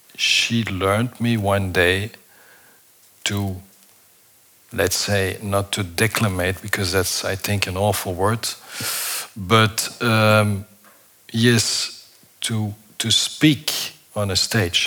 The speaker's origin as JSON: {"language": "English", "area": "Flemish part of Belgium", "region": "Flanders", "country": "Belgium", "tie": "born or raised there", "said": "I was born in Belgium, in the Flemish part of Belgium"}